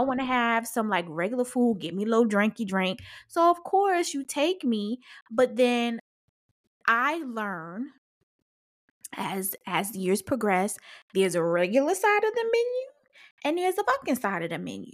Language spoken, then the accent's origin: English; Paterson, New Jersey, United States; I'm from Patterson, so we in the hood.